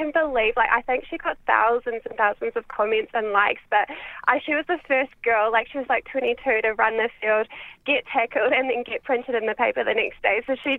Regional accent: New Zealand; now in Hornsby, Australia; I'm from New Zealand originally.

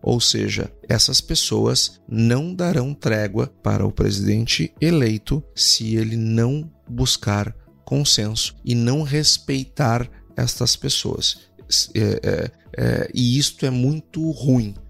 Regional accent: Brazil; todos nós somos brasileiros

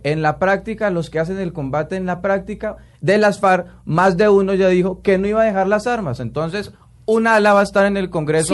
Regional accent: Colombia; yo le puedo responder como colombiano

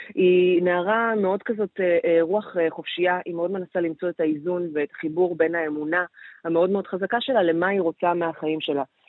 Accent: Israel

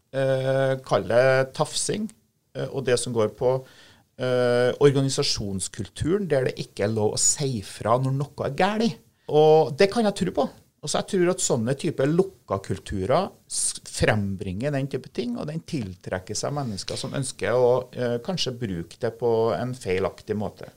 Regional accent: Steinkjer, Trøndelag, Norway; jeg er fra, fra Steinkjer

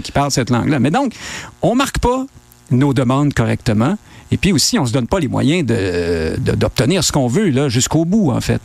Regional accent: Quebec, Canada; on est des Québécois francophones maintenant

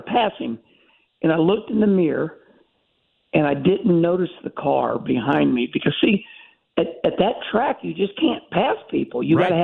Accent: St. Louis, Missouri, United States; moved away as an adult; also born or lived in North Carolina; I grew up in St. Louis and moved to North Carolina

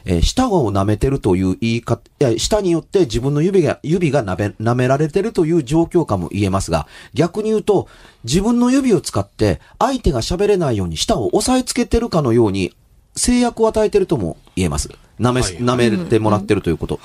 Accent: Kansai, Japan

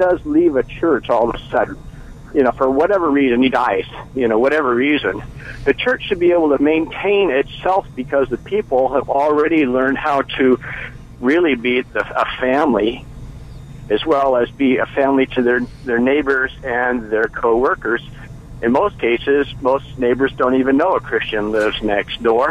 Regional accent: Bay Area, California, United States; I grew up in the Bay Area

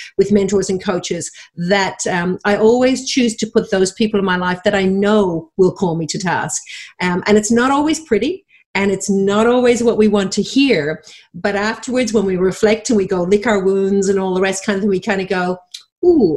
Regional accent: Dublin, Leinster, Ireland; moved away as an adult; now in Australia; I was born and raised in Dublin, Ireland, went to travel the world at 22 with my then boyfriend, now husband, and forgot to go home

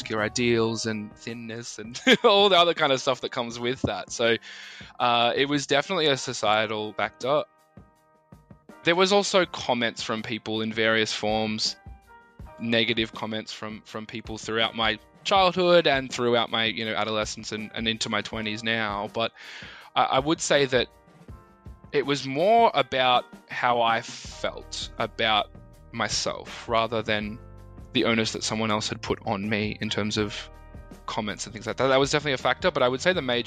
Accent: Melbourne, Victoria, Australia; I'm from Melbourne in Australia, and I'm a musician, performer, and an advocate for body image concerns

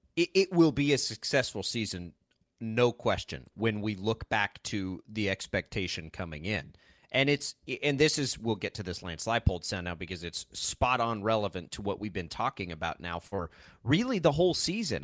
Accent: Texas Panhandle, United States; now in Kansas, United States; I grew up in the Texas Panhandle

